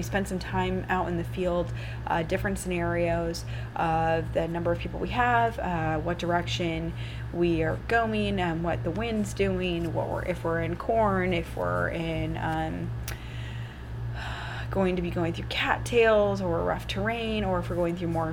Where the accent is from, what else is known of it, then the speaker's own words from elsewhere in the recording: Iowa, United States; I'm in South Dakota, so a lot of you know that I'm from Iowa.